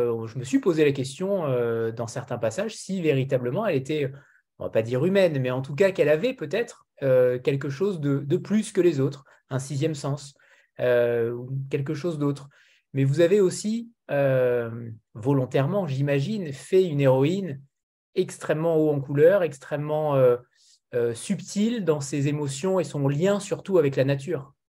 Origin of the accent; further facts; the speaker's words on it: France; c'est euh, le côté utopique qu'on a du Canada en tant que Français.